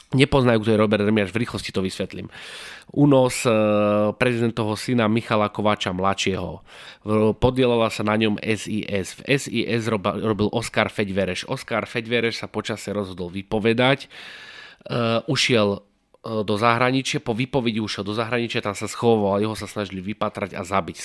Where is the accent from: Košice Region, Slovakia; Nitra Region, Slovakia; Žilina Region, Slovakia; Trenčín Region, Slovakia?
Žilina Region, Slovakia; Martin; keďže sme z Martina